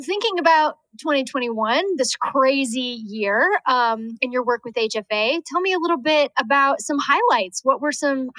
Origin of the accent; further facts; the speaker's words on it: Colorado, United States; I am from Colorado.